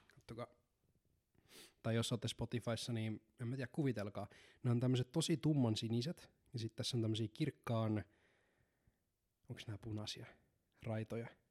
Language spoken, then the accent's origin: Finnish; Seinäjoki, South Ostrobothnia, Finland; mä synnyin Seinäjoella